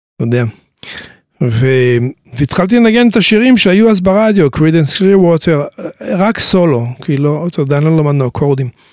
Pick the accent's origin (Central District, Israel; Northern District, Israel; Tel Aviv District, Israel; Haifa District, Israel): Northern District, Israel; Tiberias; also born or lived in New York, United States; אני נולדתי בטבריה.